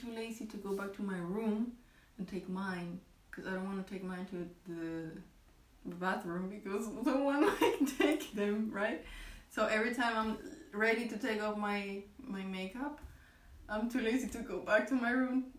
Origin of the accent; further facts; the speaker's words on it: Colombia; English is a second language; now in Germany; I come from Colombian